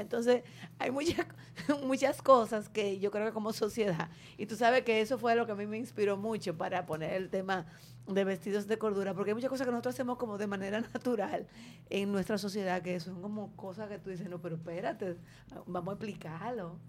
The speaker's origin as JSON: {"language": "Spanish", "town": "Santo Domingo", "region": "Distrito Nacional", "country": "Dominican Republic", "tie": "born or raised there", "said": "Yo me crié en Ciudad Nueva, pero yo estudiaba en Gascue"}